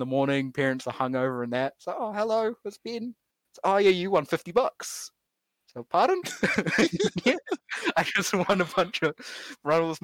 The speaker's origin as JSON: {"language": "English", "country": "New Zealand", "said": "being a New Zealander"}